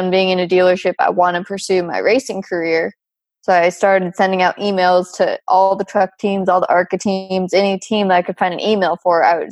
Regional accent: United States; moved away as an adult; where I grew up in Tahoe

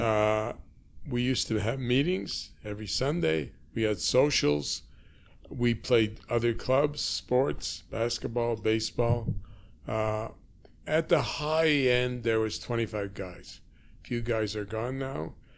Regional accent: Toronto, Ontario, Canada; I was born on Markham Street, Markham and Harvard, in a house owned by the Firestones

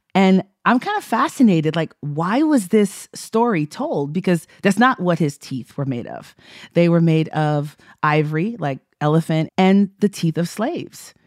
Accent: Texas, United States; I'm from Texas

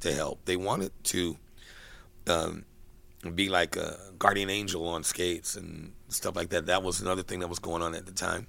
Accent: Kansas City, Missouri, United States; now in San Francisco, United States; I was born in Kansas City

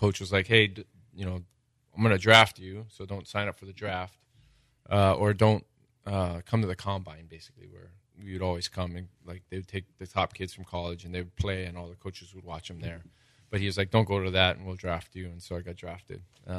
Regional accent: Hawaii, United States; Growing up in Hawaii, I definitely failed at that.

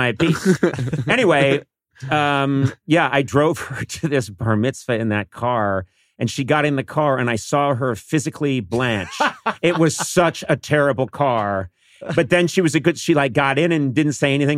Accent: Brookline, Massachusetts, United States; moved away as an adult; now in Los Angeles, United States; I'm from a rougher place than that. Brooklyn, Massachusetts

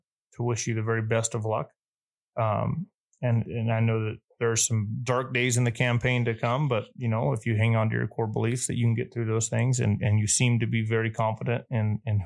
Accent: southern Doña Ana County, New Mexico, United States; I grew up in Southern Doniana County, New Mexico.

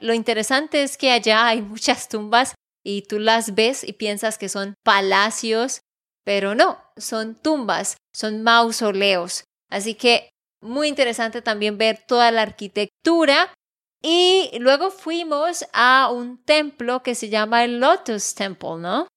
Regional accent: Santander, Colombia; de Santander, Colombia

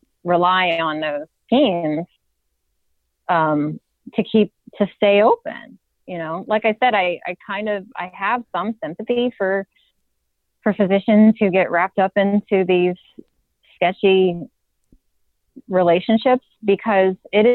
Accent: Virginia, United States; But then I spoke to some friends of mine who are attorneys in Virginia, and I'm from Virginia.

